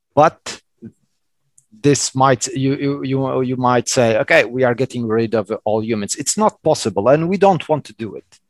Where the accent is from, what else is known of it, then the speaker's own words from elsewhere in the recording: Madeira Island, Portugal; English is a second language; moved away; also born or lived in Lisbon, Portugal; I was born in Portugal in Madeira Island